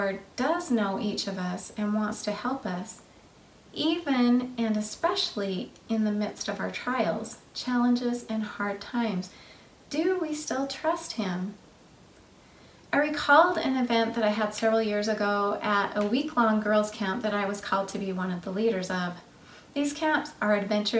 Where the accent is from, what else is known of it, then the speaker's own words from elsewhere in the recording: the West, United States; now in Tennessee, United States; I grew up in the West